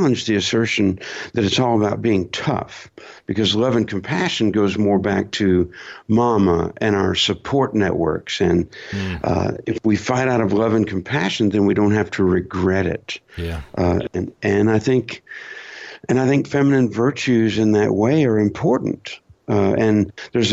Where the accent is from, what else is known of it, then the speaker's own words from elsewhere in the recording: United States; as an American fighting soldier